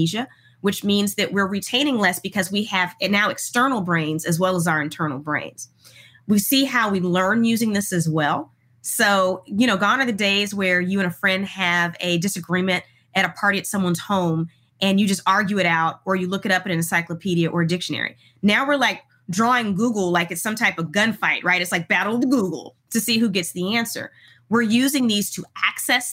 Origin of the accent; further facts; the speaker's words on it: Houston, Texas, United States; I grew up in Houston, Texas